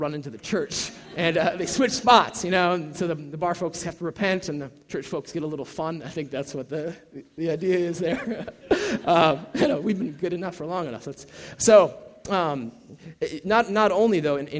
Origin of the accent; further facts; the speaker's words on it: Minnesota, United States; moved away; I'm originally from Minnesota, and so, our football team is the Vikings